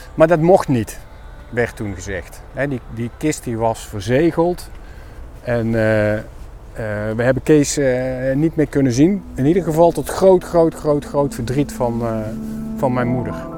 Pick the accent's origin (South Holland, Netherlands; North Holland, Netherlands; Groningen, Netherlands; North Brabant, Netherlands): North Brabant, Netherlands; 's-Hertogenbosch; moved away as an adult; 62 jaar, eh, geboren en getogen in Den Bosch.